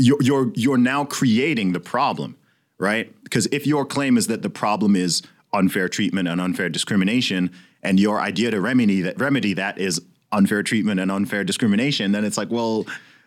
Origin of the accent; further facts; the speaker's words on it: Saudi Arabia; I mean, I grew up in Saudi Arabia, but I was like, yo, I had extremely diverse classes.